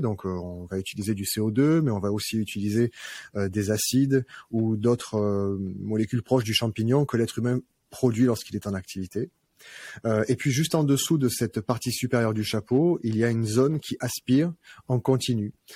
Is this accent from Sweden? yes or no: no; Arles, Provence-Alpes-Côte d'Azur, France; je suis, je suis un Arlésien. Je suis né à Arles